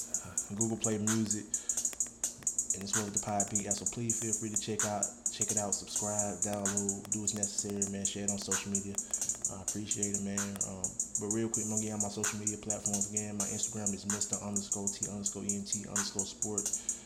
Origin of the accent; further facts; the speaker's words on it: Troy, Alabama, United States; So I'll be doing something for my hometown, man.